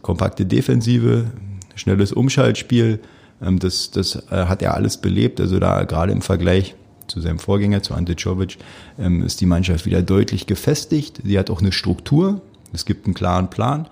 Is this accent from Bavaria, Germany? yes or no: no; Berlin, Germany; als Berliner